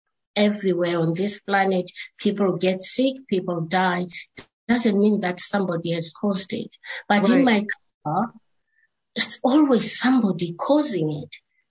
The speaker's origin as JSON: {"language": "English", "country": "Zimbabwe", "tie": "born or raised there", "said": "I was born in Zimbabwe in the rural areas where people believe in their traditions, and most people there believe in witch doctors and prophets"}